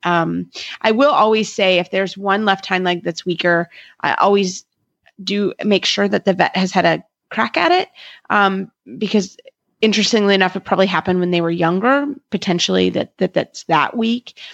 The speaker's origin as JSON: {"language": "English", "region": "Kentucky", "country": "United States", "also_born_or_lived": "Florida", "said": "I'm from Kentucky"}